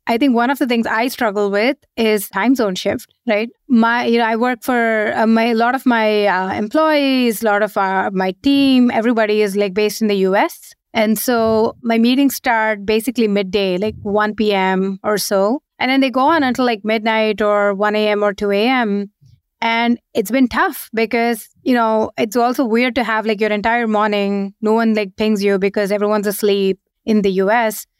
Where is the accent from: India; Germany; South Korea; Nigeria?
India; moved away as an adult; also born or lived in Seattle, United States / San Francisco, United States; now in London, United Kingdom; we were born and brought up in India. We moved to the US just as when we joined our first job, and we stayed there for 16 years, 17 years